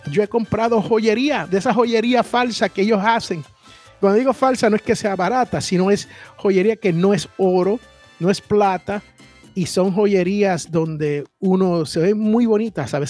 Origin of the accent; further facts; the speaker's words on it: San Juan, Puerto Rico; en el barrio donde yo me crié, allá en Barrio Obrero, en San Juan, Puerto Rico